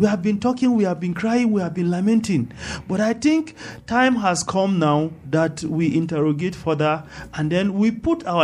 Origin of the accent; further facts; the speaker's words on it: Jos North, Plateau, Nigeria; I am from Just North